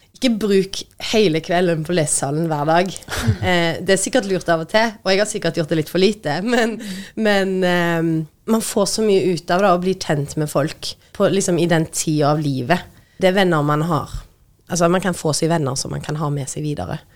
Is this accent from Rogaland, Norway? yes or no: yes; Tysvær, Rogaland, Norway; moved away as an adult; also born or lived in Oslo, Norway; now in Stavanger, Norway; kommer jeg fra Tysvær